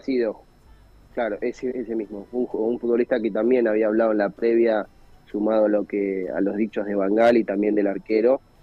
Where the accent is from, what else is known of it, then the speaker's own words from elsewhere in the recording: Argentina; como somos los argentinos